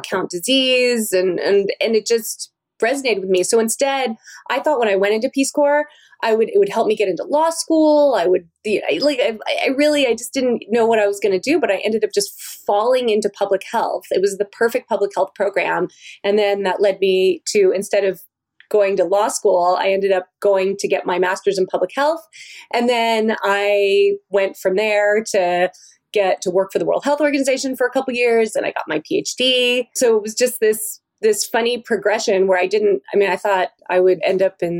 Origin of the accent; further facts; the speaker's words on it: Los Angeles, California, United States; I grew up here in Los Angeles, and I was a typical kid growing up